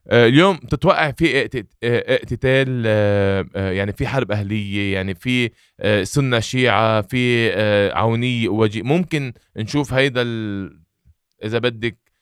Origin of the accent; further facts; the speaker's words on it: Lebanon; نحن كشعب لبناني